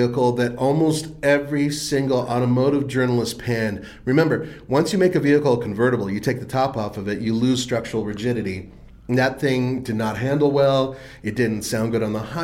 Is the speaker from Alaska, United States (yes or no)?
no; Southern California, United States; my hometown